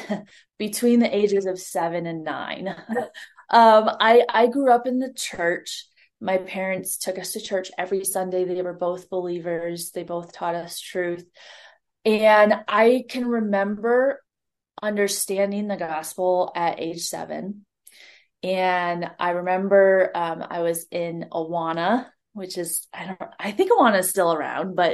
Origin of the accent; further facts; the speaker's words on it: Ohio, United States; moved away; also born or lived in Montana; She was taking a walk on our road back at home in Ohio. I'm originally from Ohio